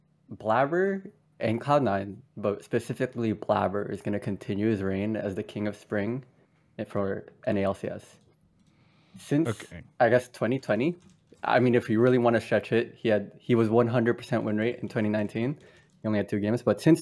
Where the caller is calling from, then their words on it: San Francisco, California, United States; Hello, I'm calling from San Francisco.